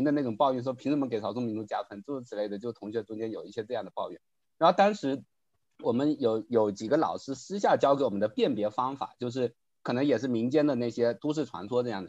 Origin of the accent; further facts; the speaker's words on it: Fujian, China; 因为我们作为福建人，普通话就已经很差了，但他们普通话比我们更差。